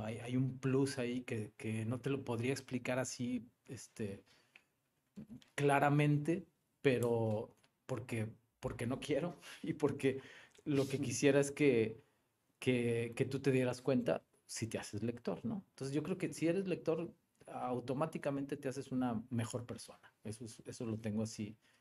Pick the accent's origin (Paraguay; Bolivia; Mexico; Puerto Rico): Mexico; Monterrey, Nuevo León; also born or lived in Guadalupe / Mexico City; soy muy regiomontano, nací en Monterrey. Eh, vivo en Monterrey, en la colonia terminal, ahí por Sintermex. Y sí, toda, toda mi vida